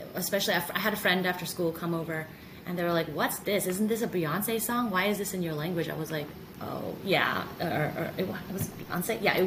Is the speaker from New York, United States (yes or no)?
no; San Jose, California, United States; moved away; So I grew up in San Jose. It's about 45 minutes south of San Francisco.